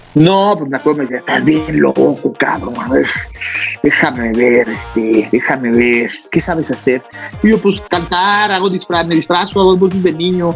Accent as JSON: {"language": "Spanish", "region": "Chihuahua", "country": "Mexico", "moved": "as an adult", "lives_now": "Mexico City, Mexico", "said": "regresarme a Chihuahua"}